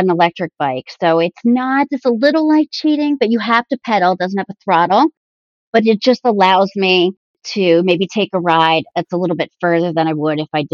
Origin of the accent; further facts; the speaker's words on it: New Jersey, United States; I've always born and raised in New Jersey